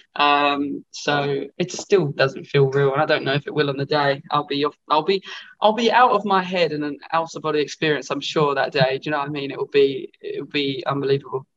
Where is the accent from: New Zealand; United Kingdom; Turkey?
United Kingdom; Essex, East of England; I'm from Essex